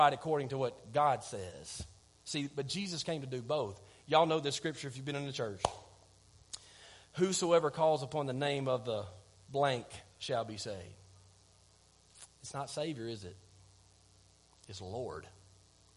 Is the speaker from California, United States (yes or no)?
no; Clements, Alabama, United States; I'm from Clements